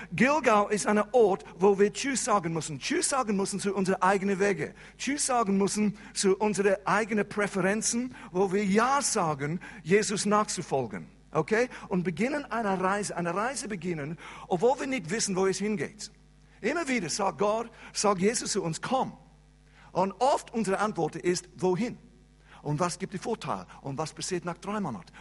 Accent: England, United Kingdom; first language English; German is a second language; moved away as an adult; now in Switzerland; ich bin Engländer und Engländer sprechen keine andere Sprache als Englisch.

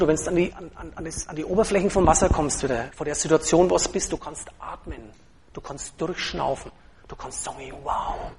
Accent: Franconia, Germany; als Franke Moslem

